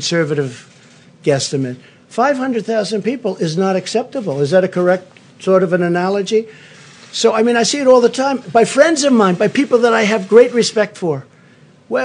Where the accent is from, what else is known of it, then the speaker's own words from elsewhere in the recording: New York City, New York, United States; growing up in Queens